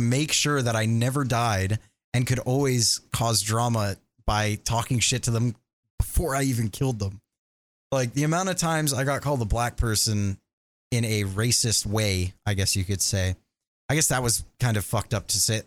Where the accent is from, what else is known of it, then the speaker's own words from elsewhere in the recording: Canada; I'm Canadian